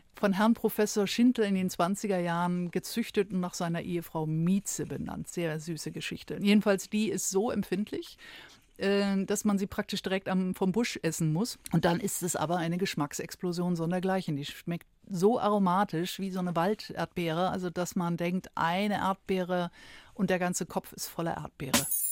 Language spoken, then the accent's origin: German; Schleswig-Holstein, Germany; moved away; also born or lived in Hamburg; Also ich bin geboren in Schleswig-Holstein, jetzt bin ich wieder in Schleswig-Holstein gelandet